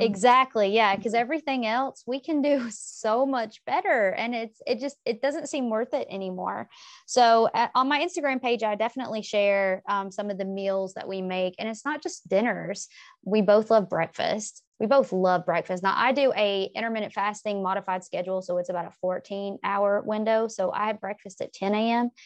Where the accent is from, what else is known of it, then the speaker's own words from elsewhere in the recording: the South, United States; I'm from the South. We eat a lot of fried foods.